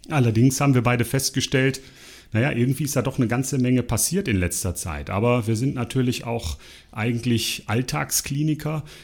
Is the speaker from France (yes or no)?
no; Munich, Bavaria, Germany; Ich komme aus München und arbeite dort im Klinikum München-Schwabing